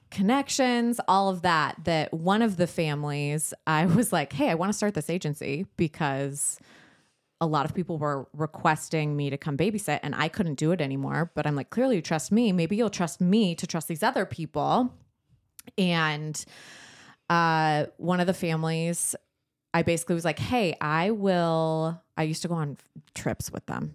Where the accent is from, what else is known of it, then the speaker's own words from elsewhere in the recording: San Diego, California, United States; we grew up in San Diego